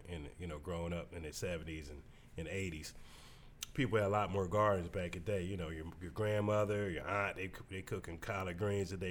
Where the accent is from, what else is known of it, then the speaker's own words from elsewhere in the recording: Canton, Ohio, United States; moved away as an adult; also born or lived in Cleveland, Ohio; now in Akron, United States; I'm from Canton, so I went to Akron U